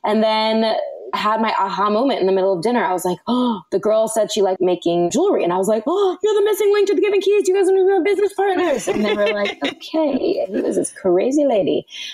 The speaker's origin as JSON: {"language": "English", "town": "Los Angeles", "region": "California", "country": "United States", "tie": "born or raised there", "said": "I was born and raised in Los Angeles, and I grew up acting"}